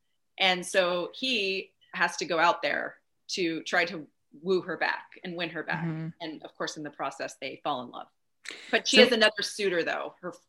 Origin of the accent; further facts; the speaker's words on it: Canada; I'm Canadian, you know, I can always go to Canada if I want